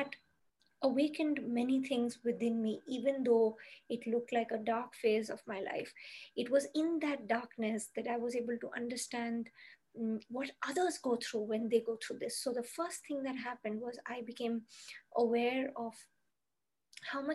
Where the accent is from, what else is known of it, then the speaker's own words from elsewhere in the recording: Kolkata, West Bengal, India; moved away as an adult; also born or lived in Mumbai; I moved from my hometown, which was Calcutta in India, to Mumbai.